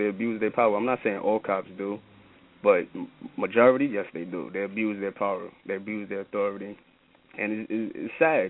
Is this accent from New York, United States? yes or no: yes; New York City, New York, United States; I'm from Brooklyn, New York, coming out of the Bed-Stuy area, to be specifically Mossy Projects.